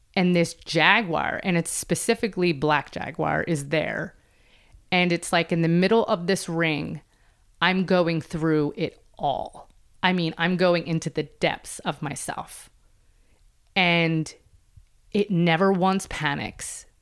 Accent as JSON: {"language": "English", "town": "Philadelphia", "region": "Pennsylvania", "country": "United States", "said": "Philadelphia, which is where I'm from"}